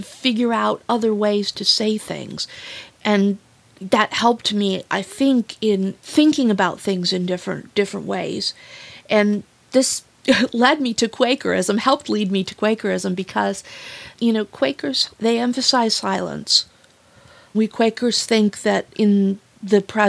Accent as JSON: {"language": "English", "area": "Wood County", "region": "Ohio", "country": "United States", "tie": "born or raised there", "said": "I was raised in Wood County, so surrounded by fields"}